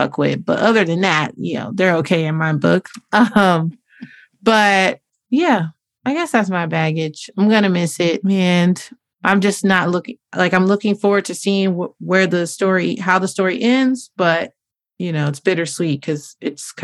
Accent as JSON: {"language": "English", "town": "Inglewood", "region": "California", "country": "United States", "said": "we're both from Inglewood."}